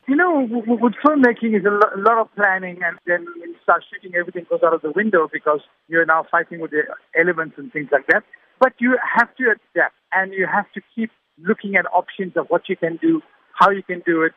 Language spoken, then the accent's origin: English; Durban, KwaZulu-Natal, South Africa; It makes me proud that I'm from Durban. This is my hometown and all the locations that I used to film I used to play there as a kid